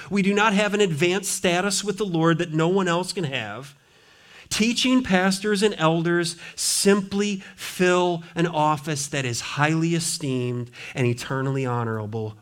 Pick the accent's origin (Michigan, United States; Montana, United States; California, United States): Montana, United States; now in Richmond, United States; I grew up in Montana